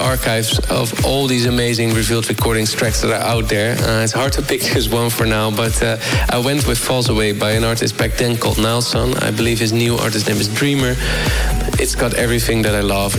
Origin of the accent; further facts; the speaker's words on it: Rotterdam, South Holland, Netherlands; I'm from the Netherlands, Rotterdam City